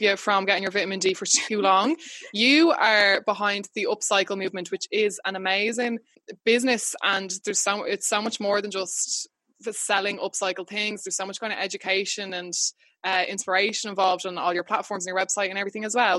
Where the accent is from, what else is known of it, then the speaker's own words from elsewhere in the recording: Wexford, Leinster, Ireland; I grew up in Wexford.